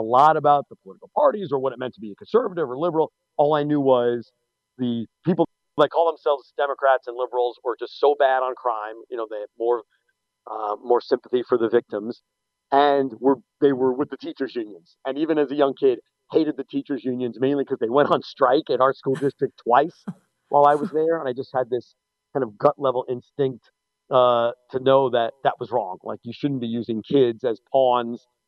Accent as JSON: {"language": "English", "town": "Plainview", "region": "New York", "country": "United States", "tie": "born or raised there", "said": "the town I grew up, a town called Plainview, New York, for anyone from that area, it's kind of Eastern Nassau County"}